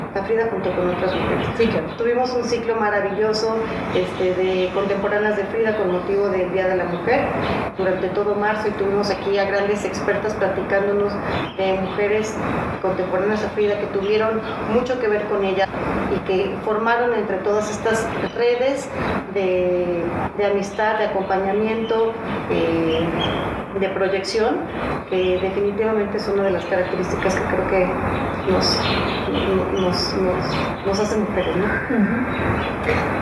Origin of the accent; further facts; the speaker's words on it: Mexico; como mexicanos